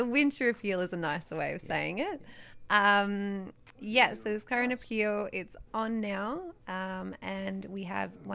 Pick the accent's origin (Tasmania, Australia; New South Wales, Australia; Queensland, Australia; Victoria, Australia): Victoria, Australia; Geelong; I'm a Geelong girl, through and through, born and raised